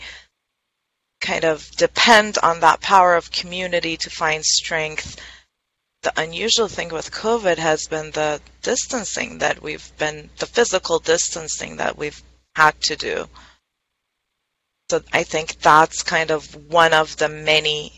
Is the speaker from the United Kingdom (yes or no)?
no; Iran; now in Southern California, United States; I'm originally from Iran